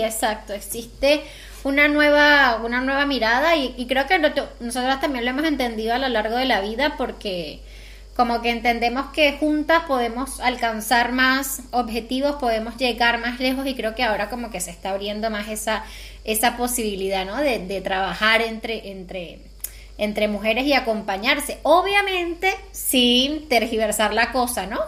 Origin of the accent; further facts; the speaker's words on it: Venezuela; nosotros somos de Venezuela